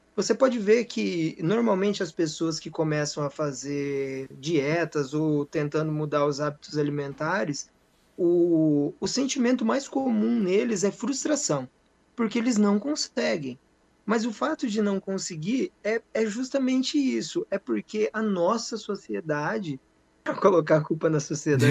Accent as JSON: {"language": "Portuguese", "town": "Bela Vista do Paraíso", "region": "Paraná", "country": "Brazil", "tie": "born or raised there", "said": "sou nascido e criado aqui em Bela Vista, tenho, tenho na cidade de Bela Vista do Paraíso, Paraná"}